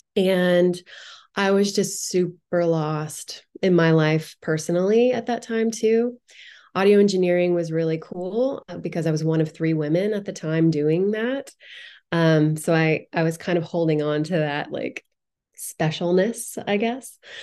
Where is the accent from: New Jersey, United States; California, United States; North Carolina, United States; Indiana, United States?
Indiana, United States; moved away; I grew up in Indiana